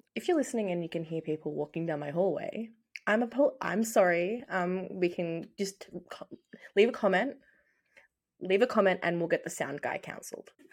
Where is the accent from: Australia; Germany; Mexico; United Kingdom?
Australia; we are Australian.